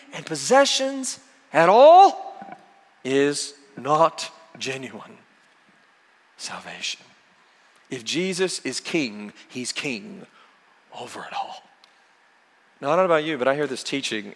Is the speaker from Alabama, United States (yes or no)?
no; Oklahoma, United States; where I grew up in Oklahoma